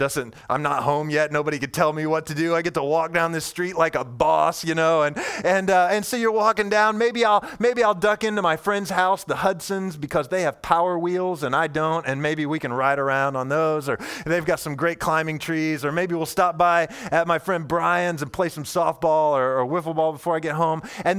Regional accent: Indiana, United States; And I grew up in Indiana, central Indiana, and I lived on this long street that felt like to me as a little kid, like it was 1,000 miles long.

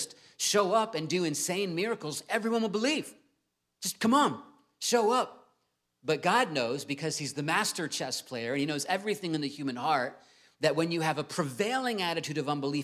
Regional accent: Virginia Beach, Virginia, United States; I grew up in Virginia Beach

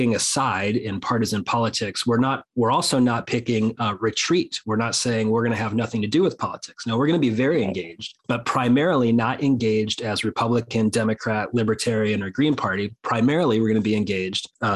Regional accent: United States; my people. So Americans.

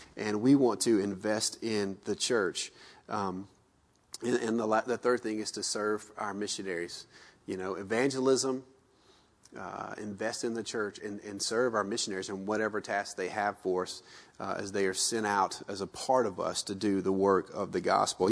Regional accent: the South, United States; moved away as an adult; we grew up in the South

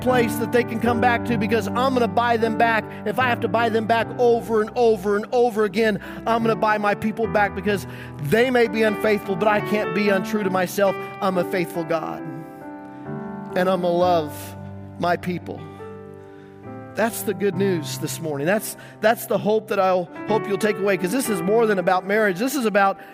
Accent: Greeley, Colorado, United States; growing up in Greeley, Colorado

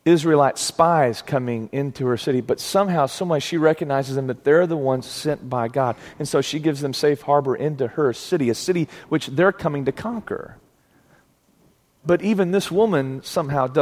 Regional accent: Plainview, Texas, United States; I'm from West Texas. I grew up in a little town called Plainview, Texas.

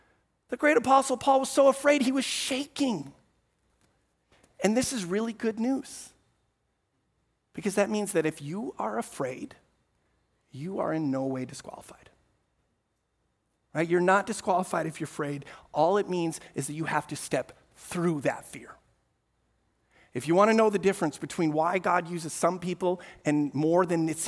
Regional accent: Amsterdam, North Holland, Netherlands; I mentioned earlier, I grew up in Amsterdam, and we lived in a small apartment, fourth floor, right in the middle of the city.

